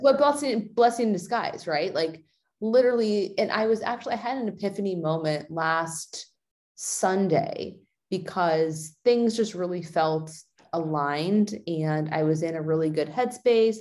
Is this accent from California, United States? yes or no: yes; California, United States; moving from Oregon to my hometown in, in California